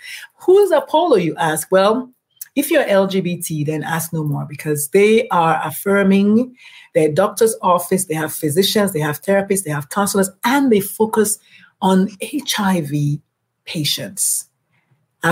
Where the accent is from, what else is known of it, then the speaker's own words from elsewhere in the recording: Nigeria; I am Nigerian